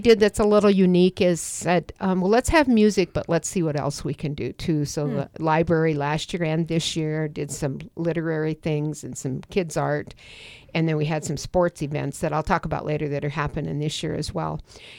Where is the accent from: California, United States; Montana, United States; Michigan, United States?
Montana, United States; Great Falls; also born or lived in Anaconda, Montana; So I moved here when I was 3 years old. I was born in Anaconda and came to Great Falls.